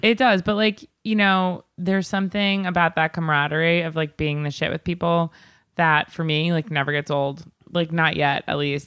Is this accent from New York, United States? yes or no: yes; Long Island, New York, United States; I'm from Long Island